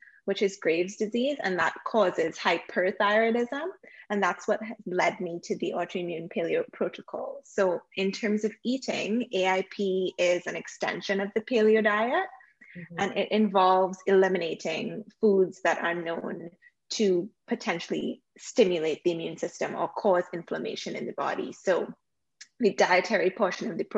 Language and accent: English; Trinidad & Tobago; now in Toronto, Canada; I was born and live currently in Toronto, Canada, but I grew up in Trinidad and Tobago, which I still call my home.